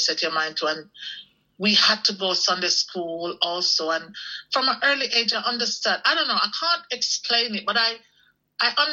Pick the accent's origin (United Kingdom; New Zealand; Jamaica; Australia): Jamaica; growing up in Jamaica in the West Indies, even though we were considered poor